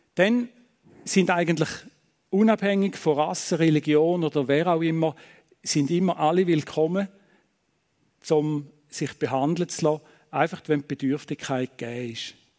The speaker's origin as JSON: {"language": "German", "region": "Eastern Switzerland", "country": "Switzerland", "moved": "as an adult", "lives_now": "Thun, Switzerland", "said": "wir kommen ja aus der Ostschweiz."}